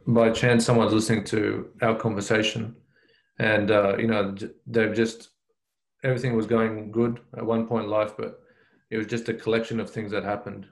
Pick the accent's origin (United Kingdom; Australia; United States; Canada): Australia; Brisbane, Queensland; moved away as an adult; now in New South Wales, Australia; I grew up in Brisbane